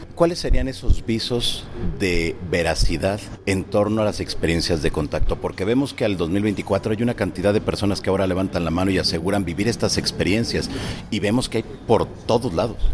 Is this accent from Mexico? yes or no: no; Peru; moved away; empezó mi país de origen en Perú